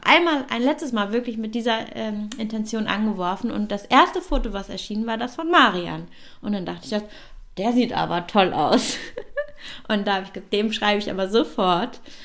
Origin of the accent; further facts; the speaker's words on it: Bielefeld, North Rhine-Westphalia, Germany; now in Berlin, Germany; ich bin ja gebürtig aus Bielefeld